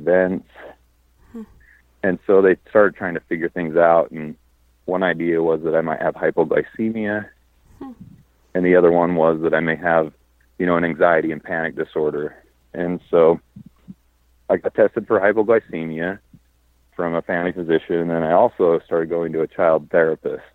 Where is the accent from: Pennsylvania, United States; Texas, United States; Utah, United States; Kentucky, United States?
Utah, United States; moved away as an adult; now in Las Vegas, United States; I live in Las Vegas. I grew up in Utah